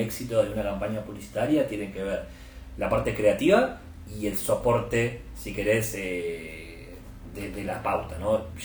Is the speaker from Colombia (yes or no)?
no; Argentina; also born or lived in Buenos Aires; por si mi acento no lo, no lo delata, soy argentino, estoy basado en Buenos Aires, donde vivo